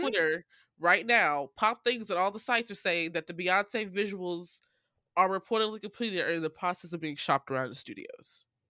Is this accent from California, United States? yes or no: no; St. Louis, Missouri, United States; Saint Louis, my hometown